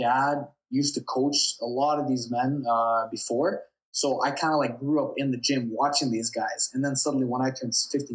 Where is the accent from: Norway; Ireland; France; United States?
Norway; Bergen, Vestland; moved away as an adult; now in Canada; staying in my hometown Bergen and playing for Viking